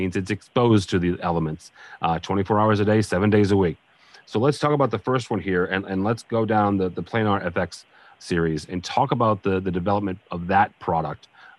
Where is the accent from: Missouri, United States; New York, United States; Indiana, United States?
Missouri, United States; St. Louis; Again, I'm from the St. Louis, you know, area, and so we have a fair number of bus shelters